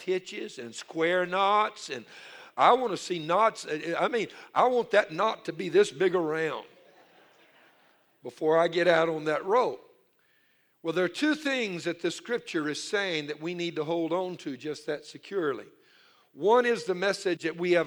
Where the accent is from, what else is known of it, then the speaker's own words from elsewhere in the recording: Louisiana, United States; I'm from Louisiana. I'm Cajun. My mother, all her family were Cajun